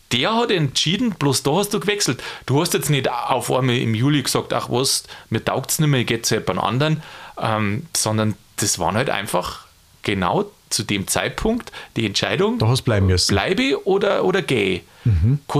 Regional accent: Bavaria, Germany; Also ich kann es ja bloß aus dem Bäuerlichen sagen, kommen wir da aus Niederbayern

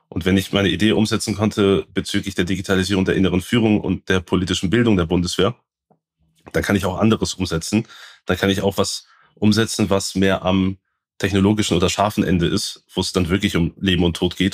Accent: Baden-Württemberg, Germany; ich komme aus Südbaden

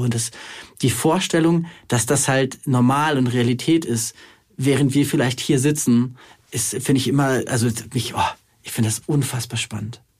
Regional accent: Germany; als Deutsche, als Mitteleuropäer

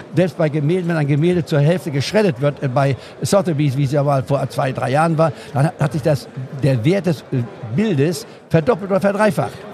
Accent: Goslar, Lower Saxony, Germany; in Goslar Harz, wo ich aufgewachsen bin

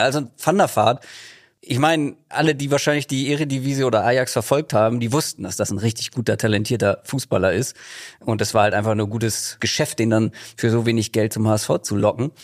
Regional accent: Germany; ich bin im Speckgürtel von Hamburg groß geworden

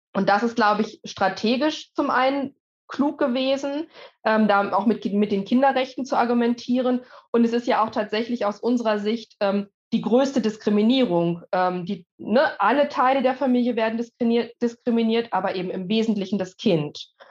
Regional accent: Germany; bei uns in Deutschland

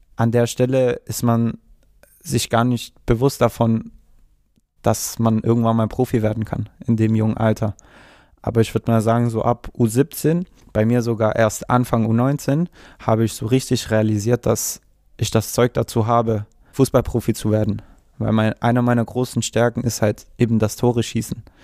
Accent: Stuttgart, Baden-Württemberg, Germany; also born or lived in Ulm; ich bin sogar in Cannstatt geboren

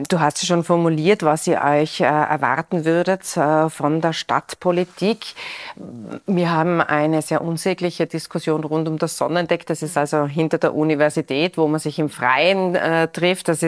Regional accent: Tyrol, Austria; bei uns in Tirol

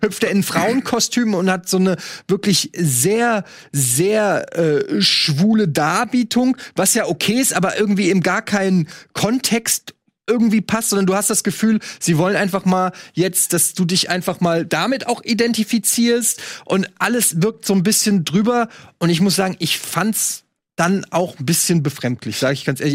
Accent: Germany; als Deutscher

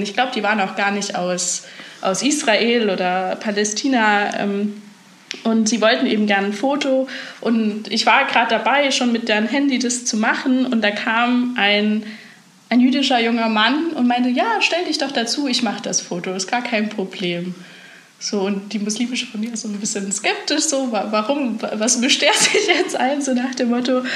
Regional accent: Germany; ich bin doch Deutsche

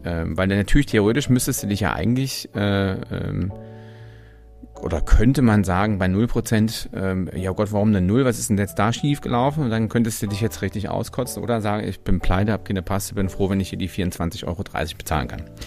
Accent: Germany; ich als Deutscher

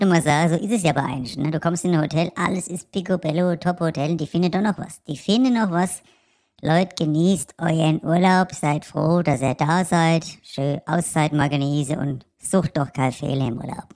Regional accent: Frankfurt, Hesse, Germany; als Frankfurter

